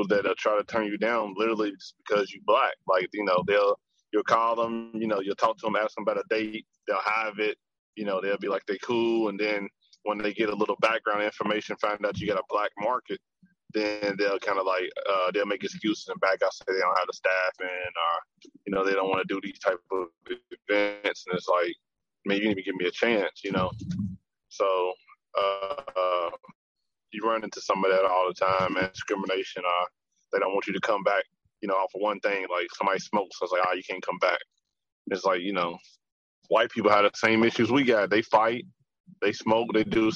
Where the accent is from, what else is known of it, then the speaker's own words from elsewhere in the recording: Louisville, Kentucky, United States; moved away as an adult; also born or lived in Bowling Green, Kentucky; now in Atlanta, United States; I'm from Louisville, from 38th Street, man, West End. You know what I'm saying? Born and raised in the city